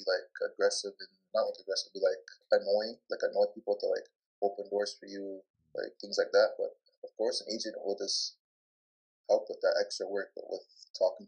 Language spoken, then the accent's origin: English; Brampton, Ontario, Canada; Was born in Brampton, and I've grown up here ever since then.